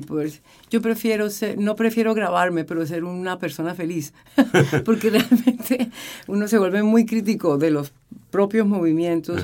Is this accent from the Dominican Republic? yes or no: no; Colombia; moved away as an adult; now in Chile; estaba haciendo dirección coral muy poca en, Colombia. Estaba terminando mi carrera de teoría musical.